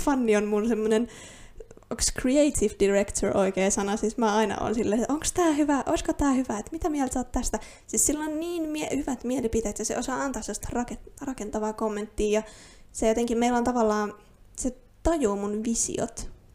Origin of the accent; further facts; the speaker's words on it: Finland; first language Finnish; suomi on mun äidinkieli. Olen täysin alkuperäisesti suomalainen